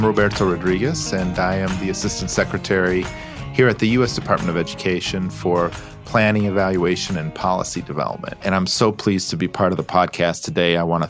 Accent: Grand Rapids, Michigan, United States; So my parents are both public school educators. I grew up in Grand Rapids, Michigan, and, you know, a lot of conversations around the kitchen table

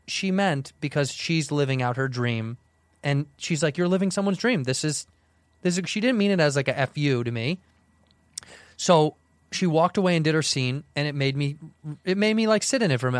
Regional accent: Chicago, Illinois, United States; now in Los Angeles, United States

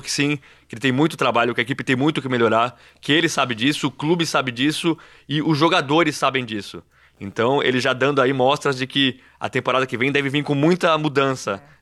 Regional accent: Brazil; E eu sou brasileiro

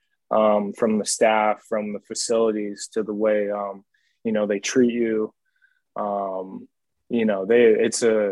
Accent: the Northwest, Pacific Northwest, United States; I'm from the Northwest.

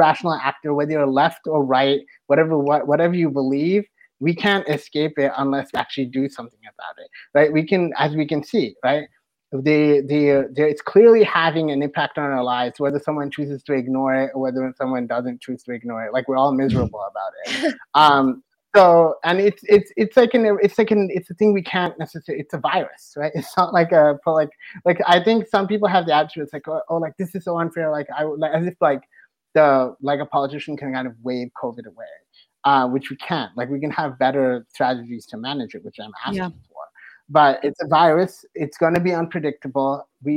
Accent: Toronto, Ontario, Canada; now in United States; I am originally from Toronto, like a long time ago, I used to live there.

